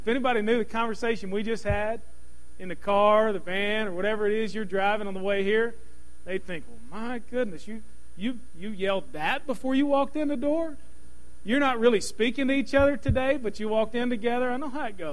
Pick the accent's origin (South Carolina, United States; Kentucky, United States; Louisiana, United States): Kentucky, United States; Louisville; I grew up in Kentucky